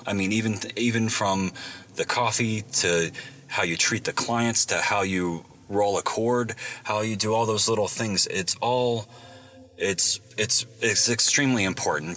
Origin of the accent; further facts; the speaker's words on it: Virginia, United States; I grew up in Virginia